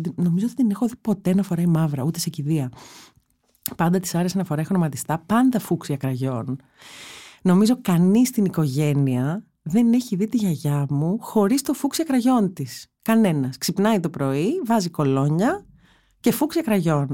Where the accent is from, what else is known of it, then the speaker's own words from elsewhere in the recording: Athens, Attica, Greece; όλα τα παιδικά μου χρόνια ήταν στην Κυψέλη